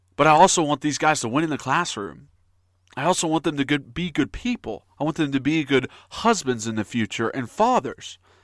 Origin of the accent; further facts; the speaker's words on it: Knoxville, Tennessee, United States; I grew up in Knoxville. I grew up in East Tennessee.